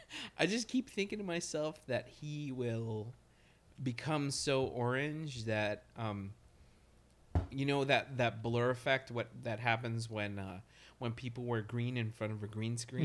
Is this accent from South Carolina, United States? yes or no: no; Nebraska, United States; now in Brooklyn, United States; I'm from Nebraska, by the way, but I live in Brooklyn, so I consider myself a Brooklynite